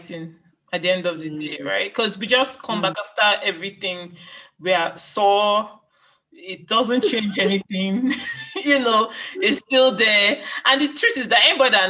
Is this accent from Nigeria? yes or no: yes; Nigeria; now in United Kingdom; An Igbo girl. I'm from Nigeria. I'm a doctor in the UK.